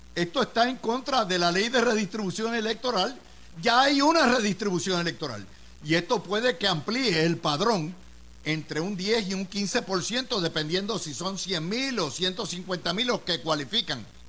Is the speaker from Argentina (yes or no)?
no; Puerto Rico; moved away as an adult; now in United States; nosotros los que vivimos en los estados y nacimos en Puerto Rico